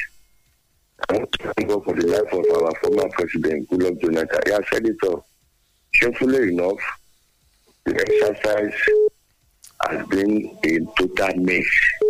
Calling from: Abuja, Federal Capital Territory, Nigeria; From Owu Kingdom, Abuja. But this morning I am calling you from Omiaji, near Ibadan.

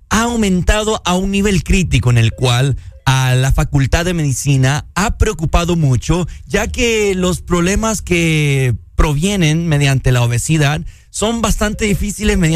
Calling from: Choluteca, Honduras; Eh, le llamamos la Sultana del Sur. Sultana del Sur. La Sultana. Soluteca.

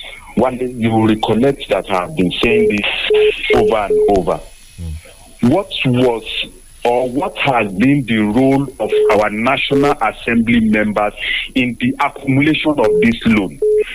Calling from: Abuja, Federal Capital Territory, Nigeria; I'm calling from Abuja this morning.

